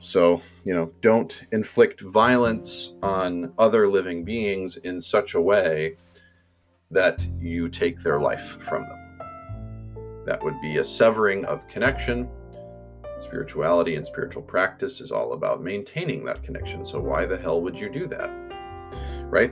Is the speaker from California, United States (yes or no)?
no; Finger Lakes, upstate New York, United States; now in St. Paul, United States; I grew up in New York, um, there were lots of lakes, and lake country in upstate New York